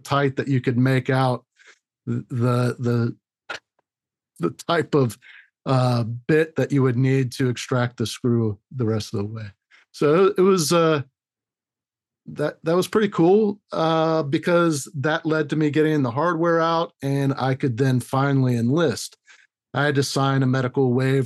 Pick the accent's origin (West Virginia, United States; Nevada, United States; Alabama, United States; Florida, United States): Florida, United States; Orlando; I was born and raised in Orlando